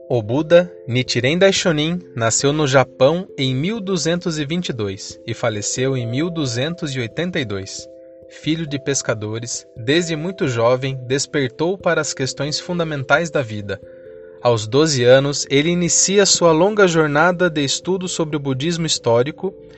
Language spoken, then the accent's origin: Portuguese; Ibiúna, São Paulo, Brazil; now in Sorocaba, Brazil; nascido e criado em Biúna, São Paulo